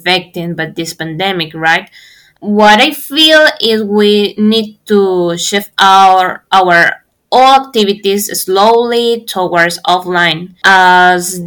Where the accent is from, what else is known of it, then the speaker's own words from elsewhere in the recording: Peru; from Peru. I'm pursuing my undergraduate in agronomy in Agrarian University, Lima, Peru